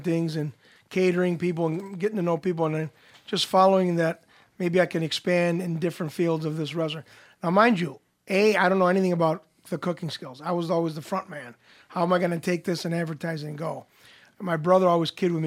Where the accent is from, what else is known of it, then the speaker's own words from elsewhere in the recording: St. Clair Shores, Michigan, United States; I grew up in St. Clair Shores